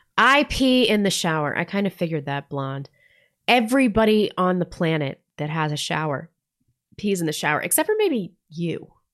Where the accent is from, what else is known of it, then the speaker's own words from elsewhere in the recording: Missouri, United States; now in North Idaho, United States; I grew up in Missouri